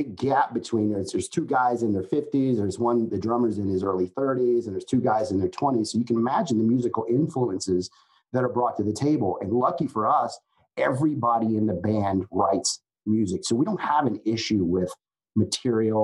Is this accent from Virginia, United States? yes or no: yes; Richmond, Virginia, United States; growing up in Richmond, I mean, or outside of Richmond